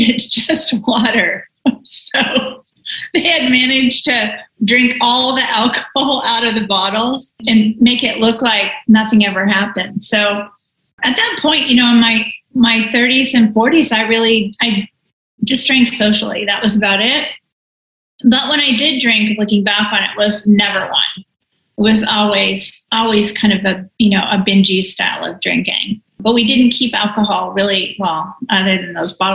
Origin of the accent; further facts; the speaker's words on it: near San Francisco, California, United States; I was born and raised near San Francisco